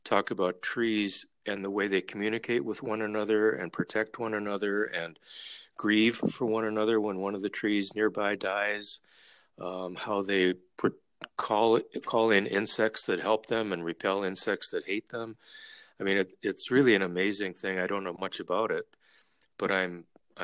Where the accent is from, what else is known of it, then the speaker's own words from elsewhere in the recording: Minnesota, United States; moved away as an adult; we're from Minnesota.